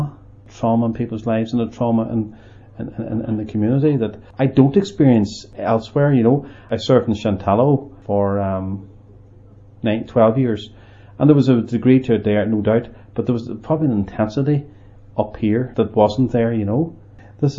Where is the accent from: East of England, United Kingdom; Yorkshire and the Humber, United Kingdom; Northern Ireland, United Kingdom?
Northern Ireland, United Kingdom; Omagh; I grew up in Omagh